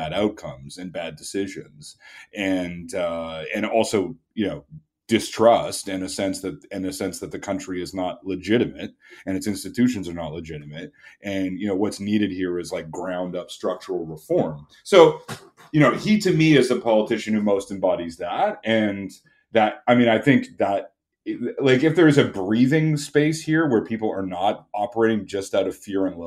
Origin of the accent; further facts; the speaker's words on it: Canada; I'm Canadian